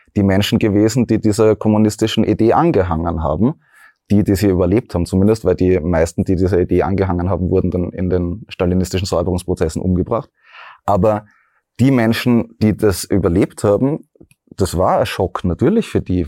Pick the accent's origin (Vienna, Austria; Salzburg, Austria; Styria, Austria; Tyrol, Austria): Styria, Austria; Graz; ich bin ja aus Graz